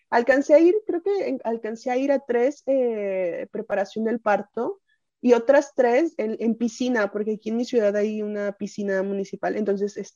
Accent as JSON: {"language": "Spanish", "country": "Mexico", "said": "Como buena mexicana."}